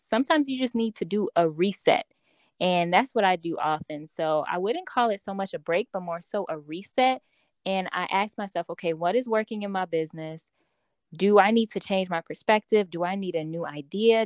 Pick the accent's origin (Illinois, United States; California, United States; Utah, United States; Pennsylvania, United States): Illinois, United States; Chicago; I am from Chicago, Illinois.